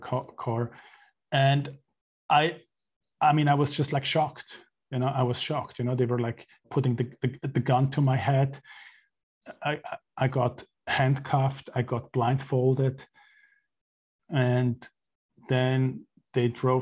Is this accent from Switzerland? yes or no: yes; Switzerland; moved away as an adult; also born or lived in Mexico; I was born and raised in Switzerland into a very traditional Catholic family